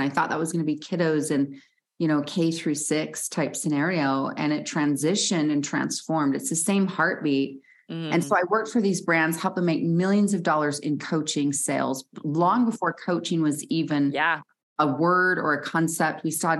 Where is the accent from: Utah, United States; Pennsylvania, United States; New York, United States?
Utah, United States; Salt Lake City; I grew up in Salt Lake City, Utah, where I'm based